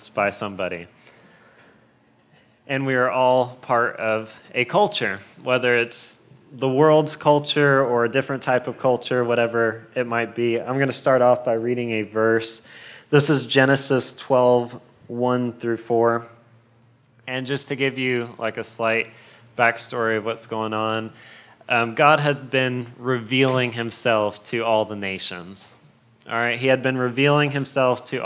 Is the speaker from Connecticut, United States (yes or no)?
no; Florida, United States; I am definitely a true Floridian